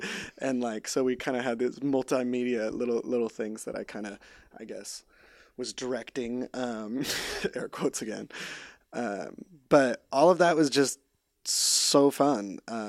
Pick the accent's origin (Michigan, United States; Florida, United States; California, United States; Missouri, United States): California, United States; so I grew up in Central California, just 3 hours north of LA, on a dairy farm.